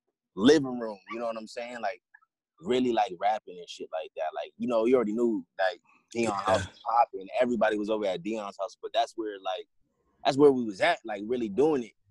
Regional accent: Long Beach, California, United States; I'm from Long Beach. We down by the water.

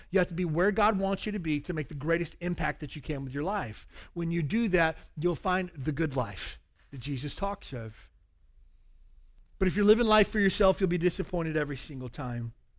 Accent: the South, United States; I grew up in the South

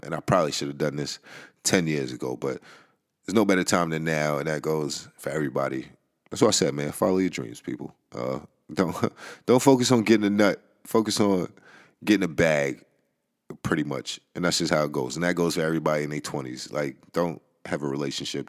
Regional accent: New York, United States; I am from New York

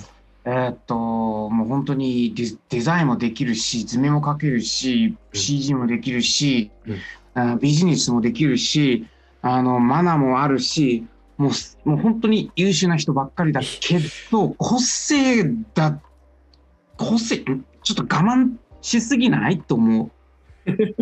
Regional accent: China; Japanese is a second language; moved away as an adult; now in Japan; 中国では、うん、うん、経済の大学を通いました

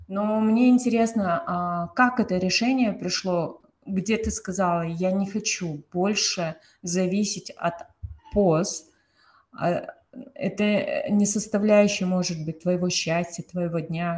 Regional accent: Kazakhstan; я из Казахстана

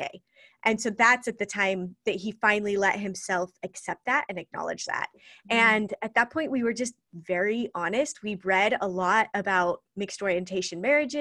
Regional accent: Idaho, United States; And so I grew up in Idaho. I've lived a whole bunch of different places, but Idaho's always been home, and that's where I am now.

